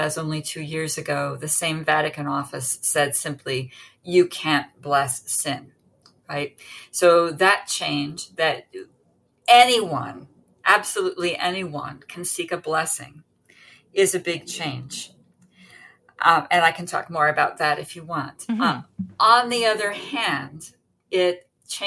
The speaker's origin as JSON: {"language": "English", "country": "United States", "said": "now I'm an American"}